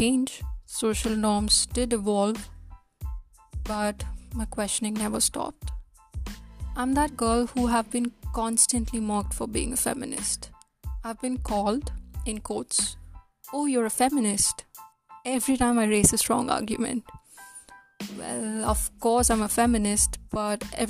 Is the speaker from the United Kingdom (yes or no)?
no; India; moved away as an adult; now in Canada; I was born and brought up in India